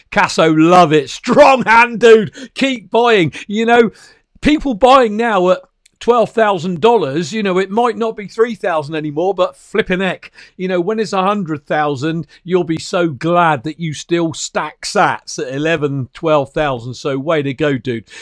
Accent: United Kingdom; an ordinary working class guy from the little old, um, uh, British Isles, you know, Great Britain

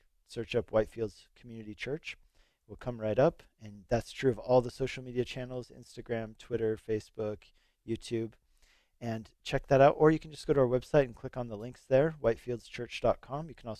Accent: Denver, Colorado, United States; moved away as an adult; also born or lived in Hungary / Longmont, Colorado; then God called us here to Longmont. I grew up here in Colorado, so for me that was a bit of coming home, although I didn't grow up in Longmont. I grew up in Denver.

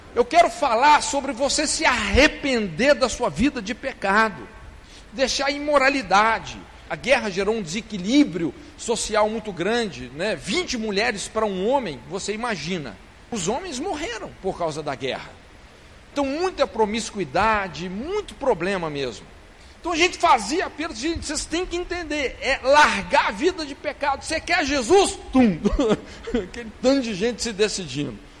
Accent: Brazil; nós, os brasileiros

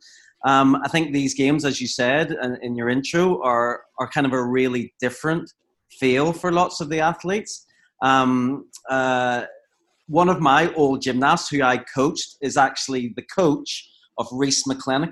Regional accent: Ireland; I'm Irish

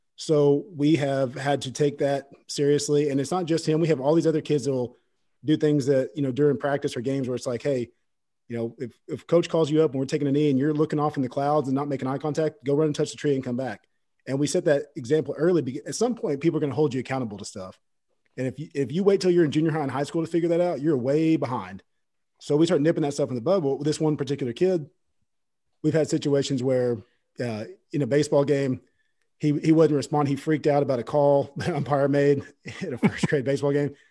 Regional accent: Fort Gibson, Oklahoma, United States; I grew up in Fort Gibson, Oklahoma

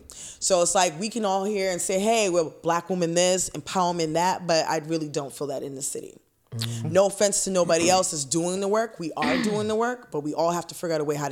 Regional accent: Boston, Massachusetts, United States; I'm a Bostonian and I live here

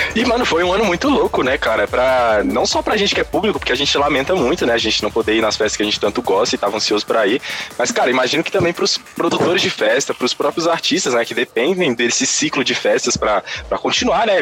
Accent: Brasília, Federal District, Brazil; tanto eu quanto o …, a gente é daqui de Brasília

